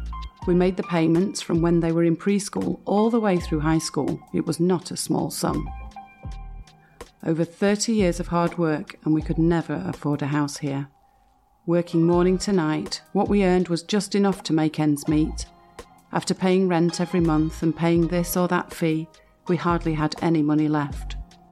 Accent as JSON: {"language": "English", "town": "Dingxing", "region": "Hebei", "country": "China", "moved": "as an adult", "lives_now": "Beijing, China", "said": "I'm originally from Dingxing in Hebei. After I got married in 1985, I came to Beijing with my husband to open a small business."}